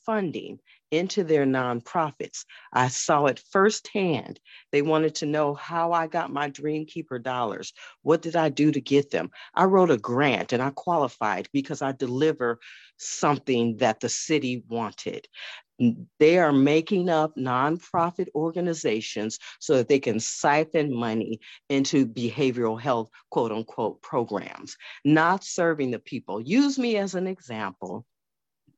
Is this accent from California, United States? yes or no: yes; San Francisco, California, United States; I'm born and raised in San Francisco.